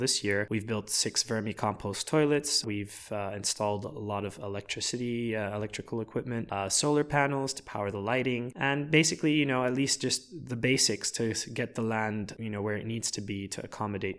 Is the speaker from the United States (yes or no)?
no; Lebanon; my father is Lebanese and I was born in Lebanon